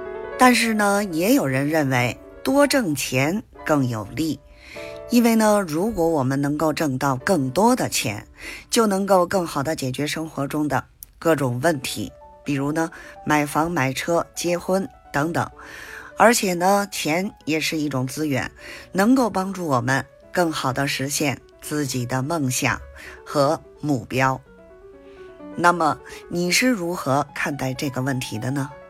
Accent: Beijing, China; 咱们下期节目再

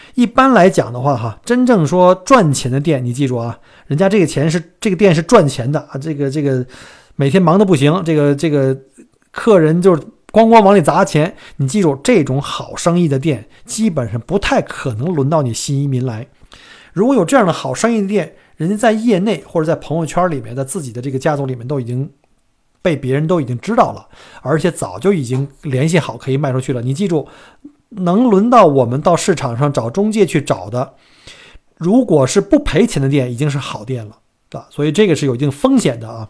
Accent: China; now in Melbourne, Australia; 这个不光是我们中国人啊

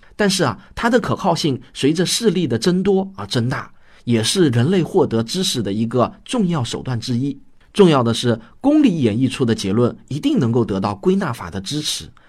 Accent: China; 我们中国人常说对事儿不对人

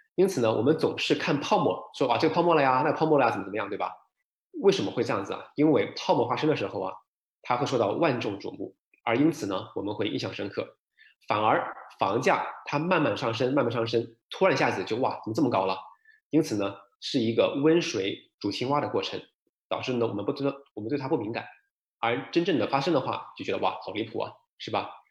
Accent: Shenzhen, Guangdong, China; now in Vancouver, Canada; 我深圳人嘛

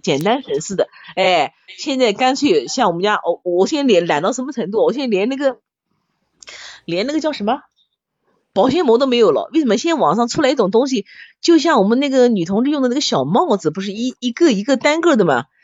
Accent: Nanjing, Jiangsu, China; 我们南京人不吃炉蒿嘛

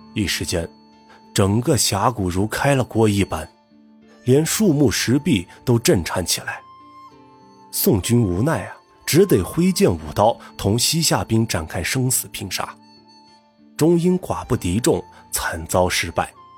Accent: Gulang, Gansu, China; 我是来自甘肃武威的一个小县城，古浪县

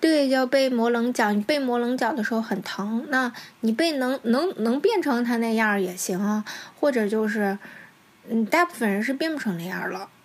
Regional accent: China; now in Tokyo, Japan; 因为我一直觉得外国应该对我们中国人好一点

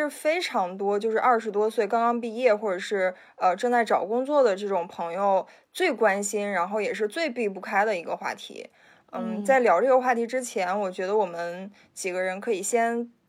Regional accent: Handan, Hebei, China; moved away; 我的家乡就是邯郸。呃，它是一个位于河北省南部的一个城市，也被称为是成语之乡。

